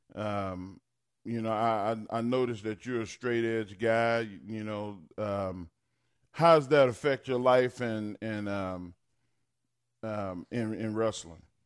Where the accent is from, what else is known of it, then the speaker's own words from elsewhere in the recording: Texas, United States; I grew up in Texas